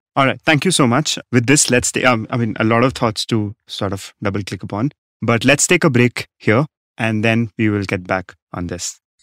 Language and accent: English; Rajasthan, India; my home state, Rajasthan